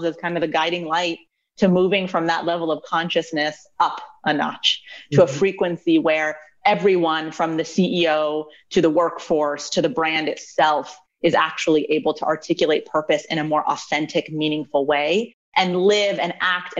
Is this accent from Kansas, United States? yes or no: no; Maryland, United States; also born or lived in New Mexico / Colorado; relocated to Maryland and grew up for the rest of my time here, went to school out in Maryland